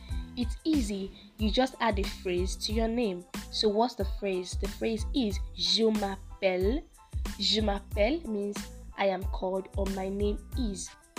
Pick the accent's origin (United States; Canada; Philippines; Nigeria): Nigeria; So for the fact that I'm a Nigerian